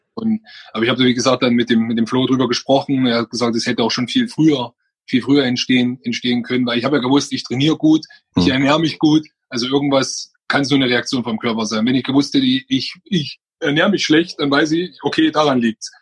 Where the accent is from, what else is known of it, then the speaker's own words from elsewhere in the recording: Freising, Bavaria, Germany; komme ich aus Oberbayern, aus Freising genau zu sein